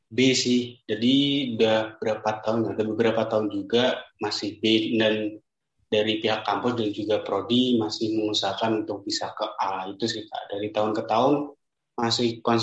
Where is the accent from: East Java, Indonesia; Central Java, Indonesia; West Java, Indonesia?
Central Java, Indonesia; Rembang; now in Semarang, Indonesia; Aku asalnya dari kota Rembang. Nah, bagi teman-teman yang nggak tahu Rembang itu di mana, Rembang tuh di daerah ujung timur utara tepatnya itu perbatasan langsung antara Jawa Tengah dan Jawa Timur.